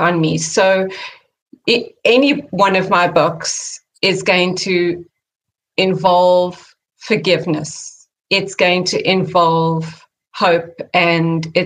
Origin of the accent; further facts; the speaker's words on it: South Africa; moved away as an adult; now in California, United States; growing up in South Africa